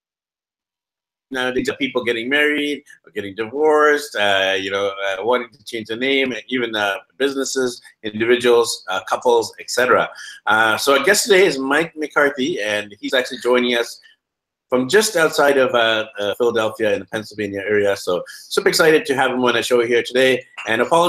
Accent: Vancouver, British Columbia, Canada; I'm actually from Vancouver, BC, Canada, and we're known for not having the best winters either

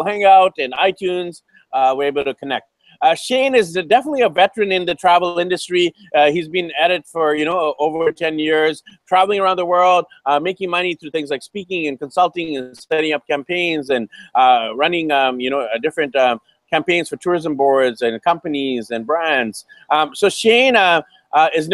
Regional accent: Vancouver, British Columbia, Canada; moved away as an adult; my hometown of Vancouver, BC, Canada

